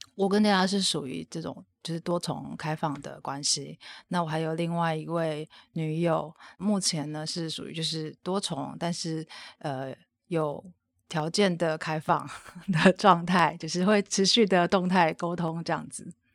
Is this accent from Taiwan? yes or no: yes; Taiwan; 我后来回台湾之后，就是我 开始接触了台湾的 B D S M 圈呢，那时候我就是进入了皮神娱乐帮的活动